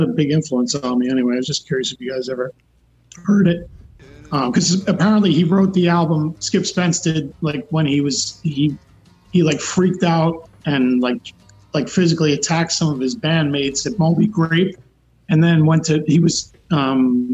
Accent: New York City, New York, United States; I'm from Queens, New York myself

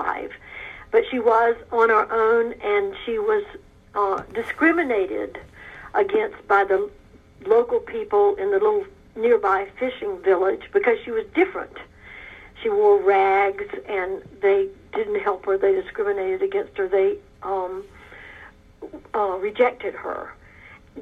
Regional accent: South Georgia, United States; moved away as an adult; also born or lived in Africa; I was raised in South Georgia

